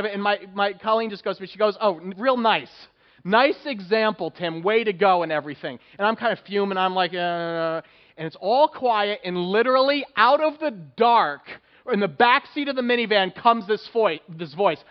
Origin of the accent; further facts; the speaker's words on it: New Jersey, United States; Growing up in New Jersey